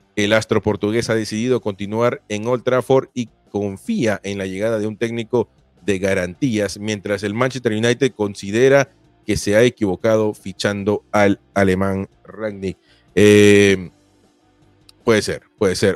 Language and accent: Spanish; Peru; yo soy peruano